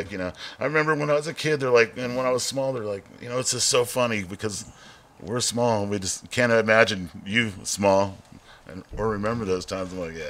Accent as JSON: {"language": "English", "town": "South San Francisco", "region": "California", "country": "United States", "tie": "born or raised there", "also_born_or_lived": "San Jose, California", "said": "I grew up in San Jose. Oh, you were in San Jose. Mexican boy. South boy. Chicano kid. And I eventually got shipped off to South San Francisco."}